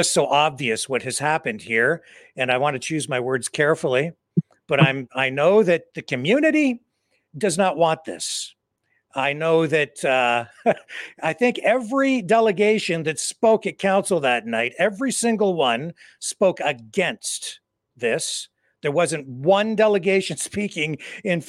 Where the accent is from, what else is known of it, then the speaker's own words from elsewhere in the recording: Chatham-Kent, Ontario, Canada; RM Classic Cars in my hometown